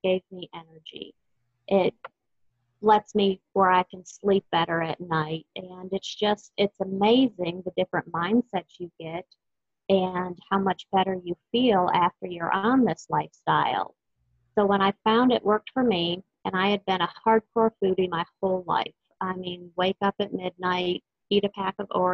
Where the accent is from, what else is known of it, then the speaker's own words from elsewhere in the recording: Texas, United States; I am from Texas